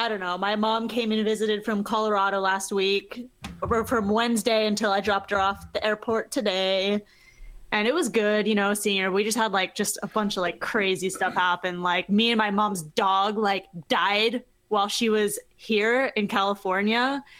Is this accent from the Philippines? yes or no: yes; Philippines; the girl was Chinese and like I'm Filipino.